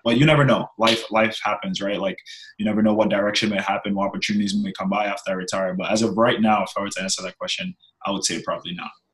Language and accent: English; New York, United States; moved away as an adult; now in Birmingham; growing up in New York